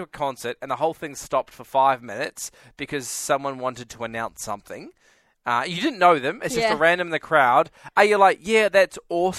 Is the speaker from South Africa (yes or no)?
no; New Zealand; moved away; I'm from New Zealand.